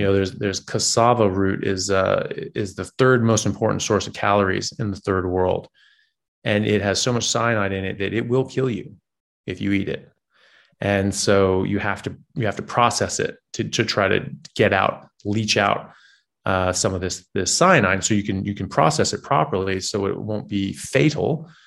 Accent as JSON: {"language": "English", "country": "United States", "said": "I'm an American, uh, medical doctor"}